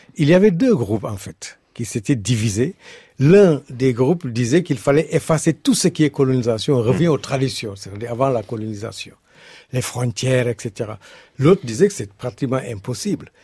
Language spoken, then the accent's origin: French; Senegal; je suis, Wolof, je suis du Sénégal